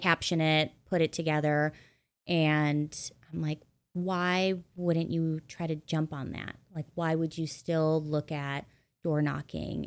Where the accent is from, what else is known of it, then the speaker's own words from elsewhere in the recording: Midwest, United States; moved away as an adult; also born or lived in New York / Los Angeles; I grew up in the Midwest